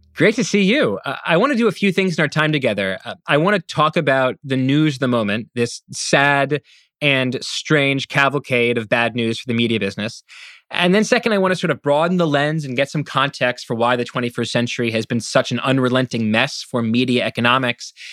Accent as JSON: {"language": "English", "town": "Washington", "region": "District of Columbia", "country": "United States", "tie": "born or raised there", "said": "I grew up in Washington, D C"}